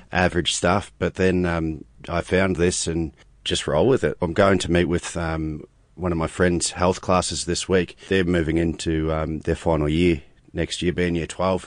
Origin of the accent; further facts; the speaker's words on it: New Zealand; being a Kiwi and being, um, a Māori as well